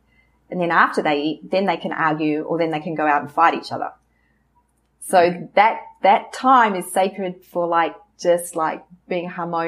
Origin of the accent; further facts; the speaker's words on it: New Zealand; this strong sense of culture, strong sense of roots, that we have roots, that we come from New Zealand and we're loved.